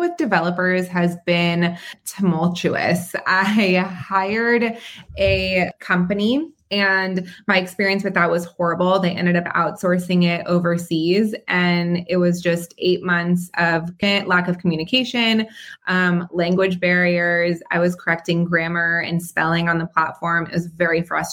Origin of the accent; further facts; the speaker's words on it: Southern California, United States; also born or lived in Israel / North Carolina; I was born in Israel and moved to California when I was about 3 years old